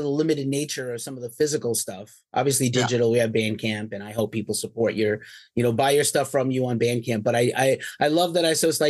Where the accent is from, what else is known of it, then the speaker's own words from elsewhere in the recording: New York City, New York, United States; now in California, United States; I'm from New York City originally. I live in California now.